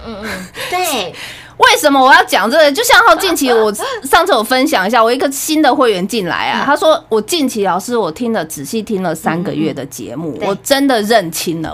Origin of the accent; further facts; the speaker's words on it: Taiwan; 我是那种从小是眷村长大的